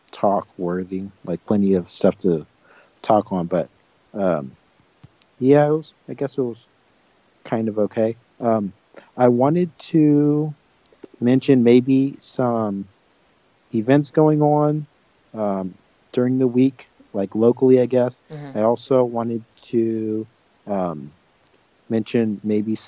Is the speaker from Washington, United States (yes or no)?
no; Southern California, United States; I'm from Southern California, and I'm currently in Southern California